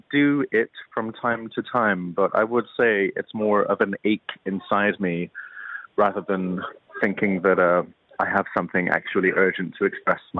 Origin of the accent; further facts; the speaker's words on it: Edinburgh, Scotland, United Kingdom; growing up in Edinburgh in the '90s, it was a pretty white place to be. There weren't many Asians in my school, and of course, being half Asian in that context meant I was fully Asian.